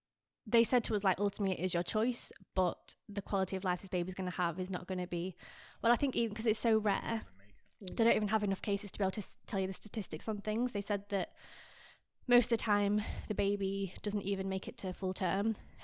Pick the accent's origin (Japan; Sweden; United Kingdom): United Kingdom; England; now in France; I was like, no, I'm from England. He's from France. We met in Australia.